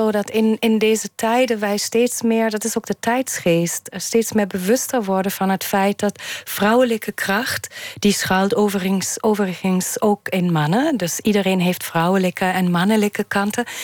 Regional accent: Germany; now in Netherlands; ik heb, ik heb de, de, mijn jeugd of mijn, mijn jonge jaren in Duitsland wel ervaren als, alsof er een grote, veel sterkere hiërarchie speelt in Duitsland. Toen ik naar Nederland kwam.

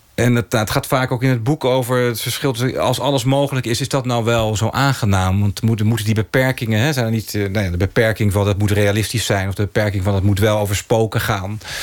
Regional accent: Oegstgeest, South Holland, Netherlands; ik ben opgegroeid in Oesgeest

